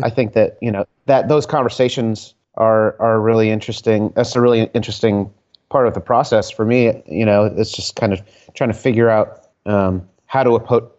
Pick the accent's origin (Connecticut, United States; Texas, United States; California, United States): Connecticut, United States; born or raised there; moved away as an adult; also born or lived in Providence, Rhode Island / Virginia / San Francisco; now in Philadelphia, United States